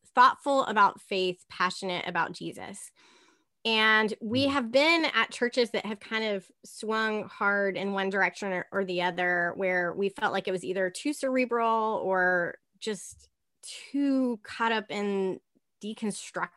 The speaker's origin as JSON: {"language": "English", "region": "the South", "country": "United States", "tie": "born or raised there", "said": "I was raised in the South and raised in the church"}